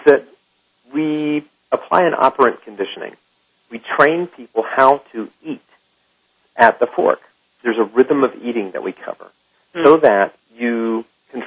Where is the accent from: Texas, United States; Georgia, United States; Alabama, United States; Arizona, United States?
Alabama, United States; moved away; also born or lived in Lyon, France; I am from Alabama.